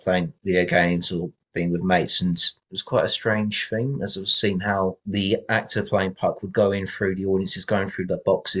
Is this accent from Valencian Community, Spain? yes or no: yes; Valencia, Valencian Community, Spain; also born or lived in Essex, England; I grew up in Valencia, Spain